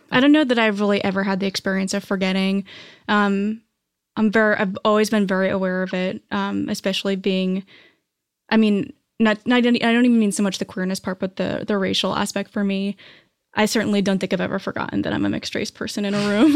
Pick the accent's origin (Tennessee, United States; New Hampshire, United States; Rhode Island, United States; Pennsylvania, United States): New Hampshire, United States; moved away as an adult; also born or lived in New York; now in Los Angeles, United States; I grew up in New Hampshire, and then I moved to New York after college.